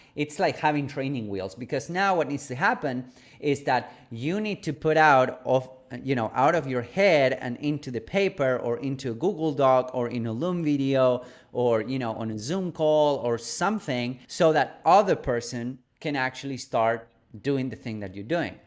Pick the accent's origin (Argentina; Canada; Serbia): Argentina; Buenos Aires; moved away; I'm originally from Argentina, from Buenos Aires, a third world country